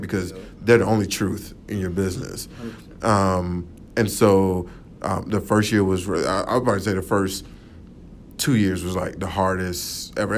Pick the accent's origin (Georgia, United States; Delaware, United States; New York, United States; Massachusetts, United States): Georgia, United States; Atlanta; I'm originally from Atlanta, Georgia. Um, uh, so born and raised there.